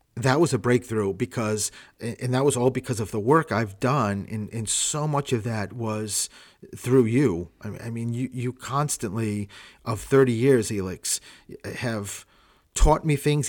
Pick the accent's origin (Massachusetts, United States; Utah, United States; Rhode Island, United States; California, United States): Rhode Island, United States; Providence; I'm from Rhode Island